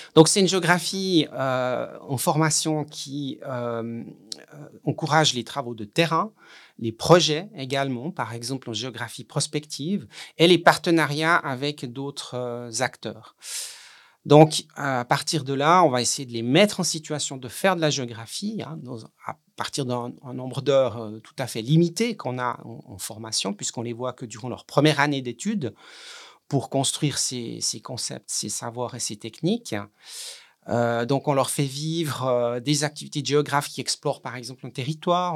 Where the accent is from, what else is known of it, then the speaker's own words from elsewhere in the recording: Switzerland; chez nous en Suisse